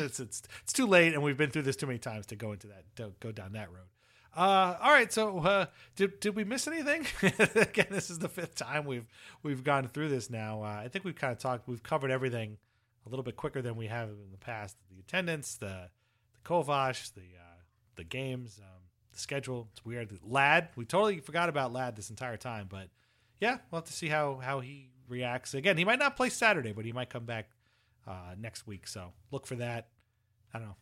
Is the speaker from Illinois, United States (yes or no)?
no; Long Island, New York, United States; I'm from Long Island